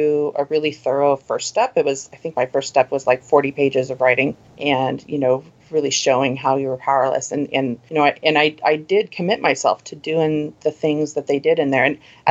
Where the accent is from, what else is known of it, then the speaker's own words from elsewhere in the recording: Oregon, United States; also born or lived in Southern California; now in Seattle, United States; I was born and raised in Oregon